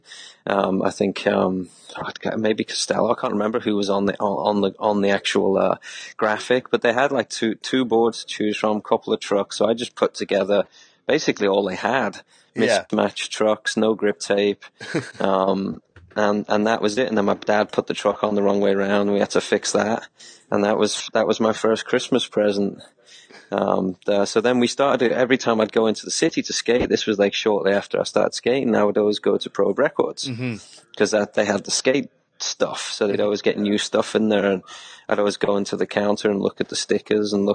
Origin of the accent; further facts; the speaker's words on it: Liverpool, North West England, United Kingdom; I grew up in Liverpool